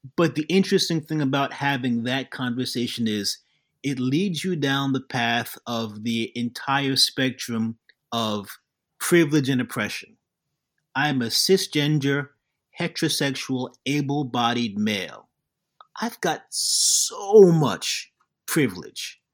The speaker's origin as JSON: {"language": "English", "town": "New York City", "region": "New York", "country": "United States", "tie": "born or raised there", "said": "I was born in Queens, even though my company is called Jack from Brooklyn"}